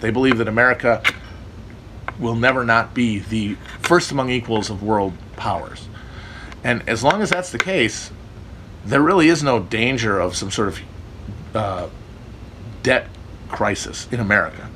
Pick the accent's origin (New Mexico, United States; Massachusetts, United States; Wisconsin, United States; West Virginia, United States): Wisconsin, United States; moved away; Northern Wisconsin, my, my, my home state, is very pretty